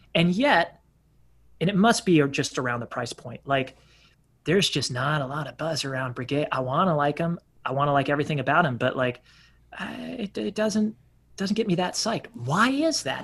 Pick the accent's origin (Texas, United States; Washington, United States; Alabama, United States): Texas, United States; as a Texan